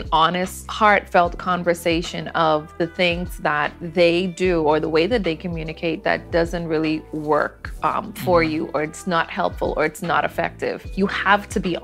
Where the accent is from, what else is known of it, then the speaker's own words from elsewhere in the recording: Bahamas; we're both from the Bahamas